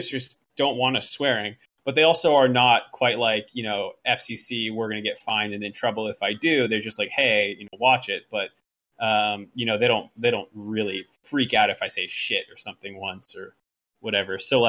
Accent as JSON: {"language": "English", "town": "Boston", "region": "Massachusetts", "country": "United States", "tie": "born or raised there", "said": "I was a Patriots fan because I grew up around Boston, and you just had to be a fan of that thing"}